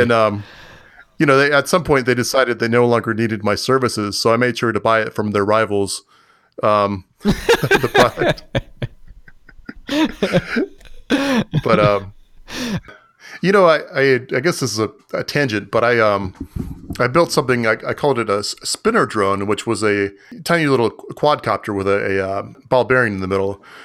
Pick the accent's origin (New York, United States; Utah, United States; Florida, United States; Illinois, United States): Florida, United States; I grew up in Florida